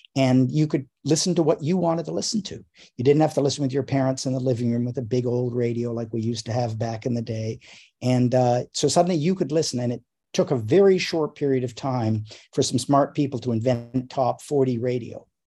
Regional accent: Canada; I grew up in Canada

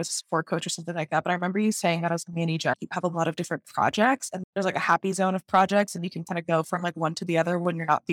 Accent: Texas, United States; moved away as an adult; also born or lived in Venezuela; now in Boston, United States; I'm originally from Venezuela and I grew up in Texas. And I'm living in Boston

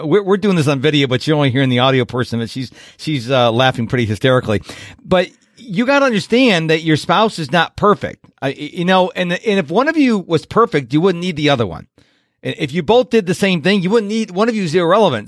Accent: Rochester, New York, United States; I'm from New York, but I'm from the west side of New York in Rochester

